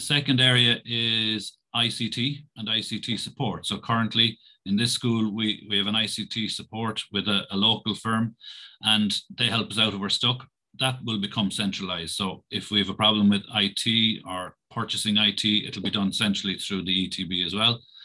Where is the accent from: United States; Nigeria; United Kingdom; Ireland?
Ireland; Roscrea, Munster; I'm from Roscrea, which is about 20 minutes drive away from here